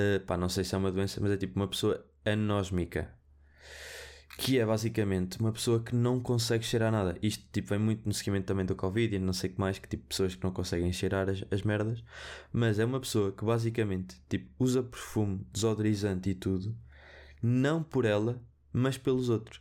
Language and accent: Portuguese; Viseu, Centro, Portugal; Porque eu sou de Viseu, eu digo vermelho, fino